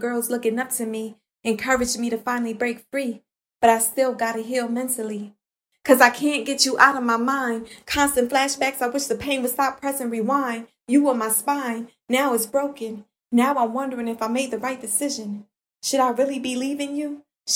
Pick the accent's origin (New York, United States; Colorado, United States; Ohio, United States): New York, United States; New York City; growing up in Brooklyn, New York with my aunt from my mother's side